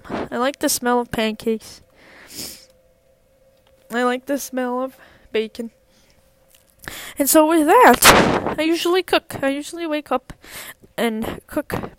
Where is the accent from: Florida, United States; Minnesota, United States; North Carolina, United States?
Minnesota, United States; as a Minnesotan